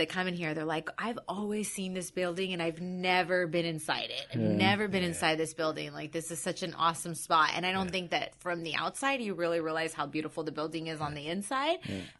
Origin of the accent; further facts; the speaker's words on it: Whittier, California, United States; I grew up in Whittier.